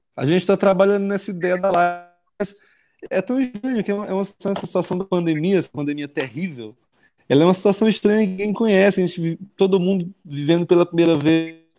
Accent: Alcântara, Maranhão, Brazil; also born or lived in São Luís; eu, eu cresci em Alcântara, sim. saí de lá já, né, na adolescência para vir estudar em São Luís

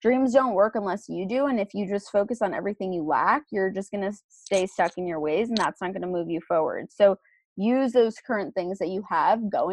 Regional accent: New York City, New York, United States; also born or lived in Boston; my hometown being New York City

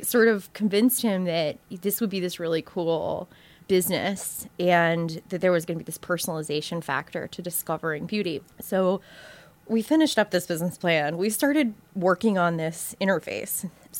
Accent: Southeast, United States; now in New York, United States; So I am from the South and sort of between Savannah, Georgia and South Florida. So I have this kind of weird mishmash of upbringing, like just Southeast upbringing.

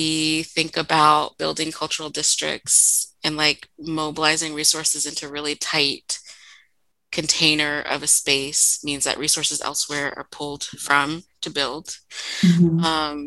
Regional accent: Columbia, South Carolina, United States; moved away; also born or lived in Harlem, New York / Brooklyn, New York; when Curtis and I left Brooklyn to return to my hometown of Columbia, South Carolina, I intentionally purchased and sort of put our roots down in this lower income neighborhood that I grew up

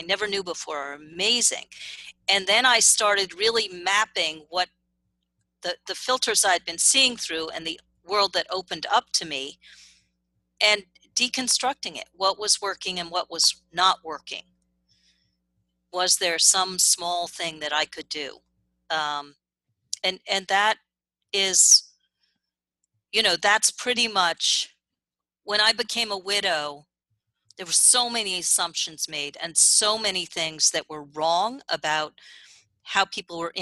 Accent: New York City, New York, United States; I grew up privileged. I grew up in Manhattan

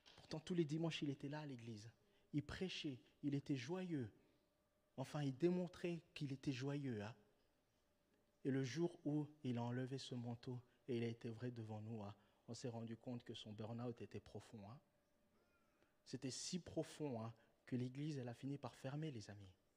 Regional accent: Switzerland; en tant que Suisse

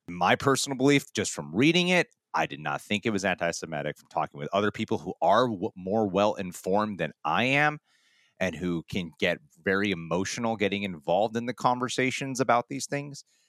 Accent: United States; being an American

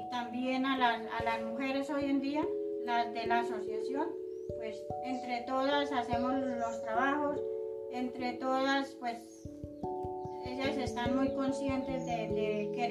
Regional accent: Yalí, Antioquia, Colombia; born there; now in Puerto Lleras, Colombia; soy nacida en Yalí, Antioquia. Eh, hace 43 años vivo acá en Puerto Lleras.

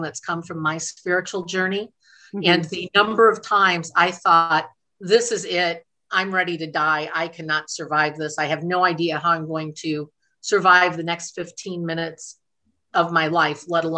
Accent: Dyer, Indiana, United States; also born or lived in Chicago, Illinois; raised in northern Indiana, right on the Indiana-Illinois border in a little town called Dyer, Indiana

